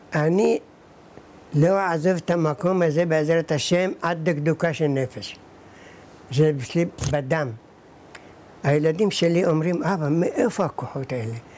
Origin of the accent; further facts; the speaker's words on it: Iraq; also born or lived in Baghdad; now in Kiryat Shmona, Israel; אני נולדתי בעיראק